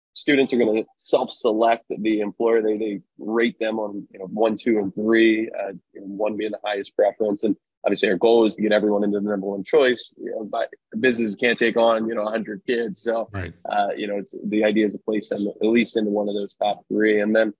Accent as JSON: {"language": "English", "region": "East Coast", "country": "United States", "lives_now": "Sacramento, United States", "said": "I am from the East Coast originally. I've been in Sacramento now for about 12 years."}